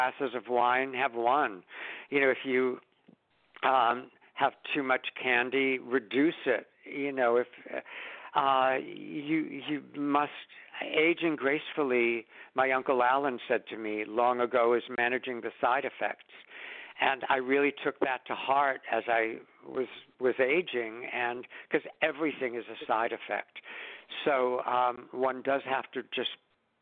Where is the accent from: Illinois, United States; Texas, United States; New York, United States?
New York, United States; New York City; when I was born in Brooklyn in 1941